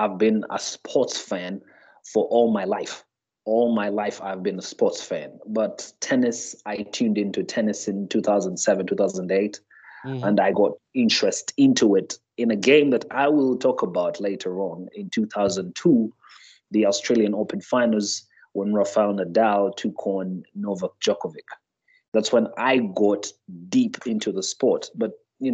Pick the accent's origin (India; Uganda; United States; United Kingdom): Uganda; I hail from Uganda. I'm actually in Uganda at the moment.